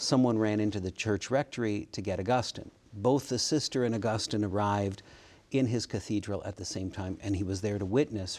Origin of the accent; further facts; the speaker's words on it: Kitchener, Ontario, Canada; I was born in Kitchener, Ontario. Kitchener is a city just south of Toronto in Canada.